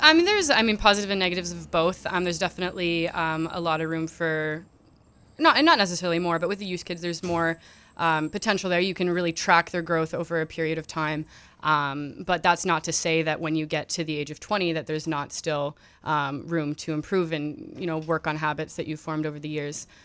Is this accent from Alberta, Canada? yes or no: no; Ottawa, Ontario, Canada; moved away; it was always in my hometown. Um, so I'm from Ottawa